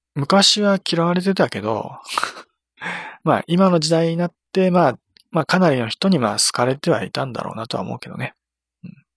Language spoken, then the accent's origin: Japanese; Nagano, Japan; 私の地元